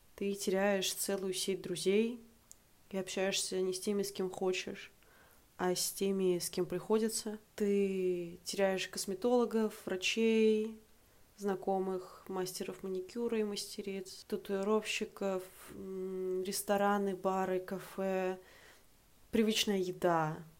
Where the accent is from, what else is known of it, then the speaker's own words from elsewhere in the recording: Saint Petersburg, Russia; moved away as an adult; also born or lived in Prague, Czech Republic; now in Tbilisi, Georgia; мне 25 лет, я из Санкт-Петербурга